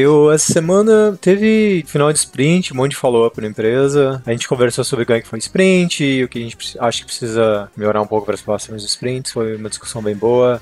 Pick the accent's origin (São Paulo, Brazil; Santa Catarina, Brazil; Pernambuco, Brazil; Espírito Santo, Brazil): Santa Catarina, Brazil; Concórdia; moved away as an adult; o lugar que eu tinha quando eu era criança lá em Concórdia